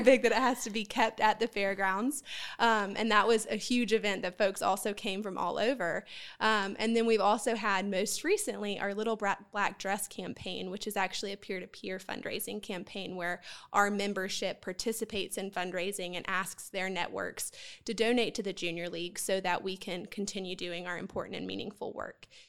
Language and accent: English; Columbia, South Carolina, United States; I am also born and raised in Columbia